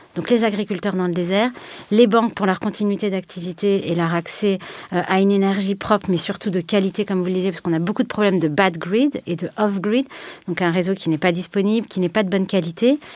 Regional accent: France; je me sens peut-être en tant que Française

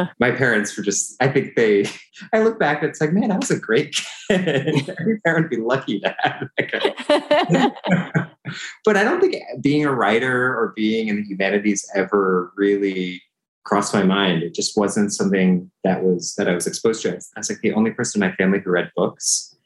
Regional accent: San Francisco Bay Area, California, United States; I was born in the San Francisco Bay Area, grew up in California

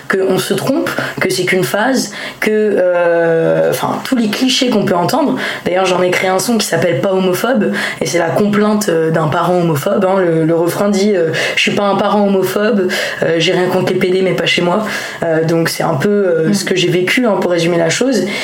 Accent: Lyon, Auvergne-Rhône-Alpes, France; je suis lyonnaise à la base, donc on a beaucoup déménagé

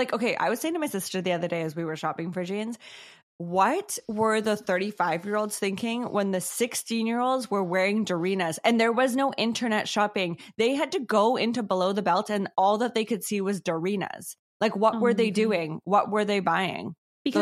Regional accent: Ladner, British Columbia, Canada; Yeah, I'm from Ladner, not like Antarctica.

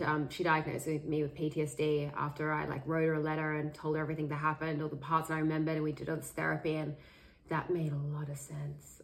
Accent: Sydney, New South Wales, Australia; I grew up in Sydney, Australia

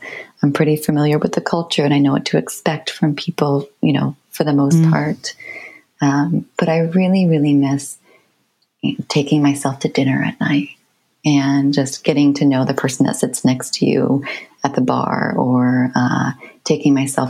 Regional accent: upstate New York, United States; moved away as an adult; now in Varberg, Sweden; I was born in upstate New York, so about 3 hours north of New York City, in the countryside. So quite different from where I live now. I live in Varberg. So I live on the west coast of Sweden, right on the ocean.

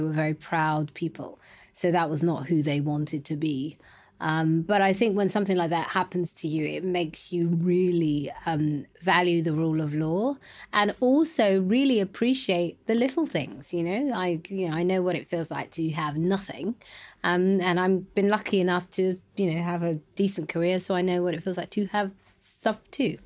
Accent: London, United Kingdom; also born or lived in Ghana; I was born in East London, um, but my parents are from Ghana. Um, and I was, uh, raised in East London until I was about three

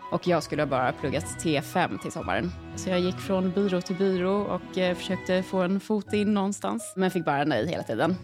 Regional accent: Stockholm, Stockholm County, Sweden; also born or lived in Uppsala; Jag är från Stockholm från början, men jag hade pluggat i Uppsala och då hade jag precis kommit tillbaka till Stockholm igen

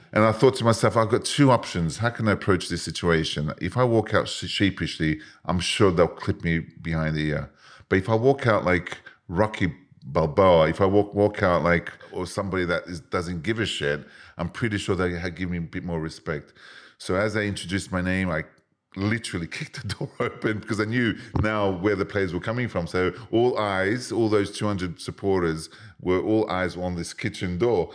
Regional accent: Australia; moved away as an adult; also born or lived in Yugoslavia / England; being born and raised in Australia to Serbian Yugoslav parents

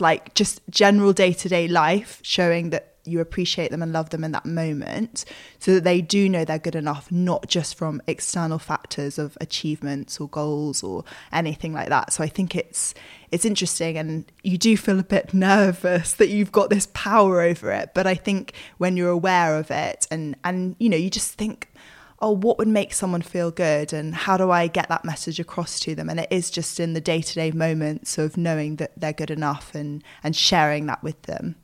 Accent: United Kingdom; as British people

